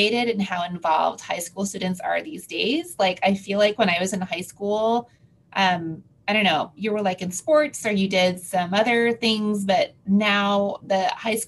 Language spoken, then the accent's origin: English; Houston, Texas, United States; I'm from Houston, so I actually was born in Houston, raised here, and then kind of went away for my training and came back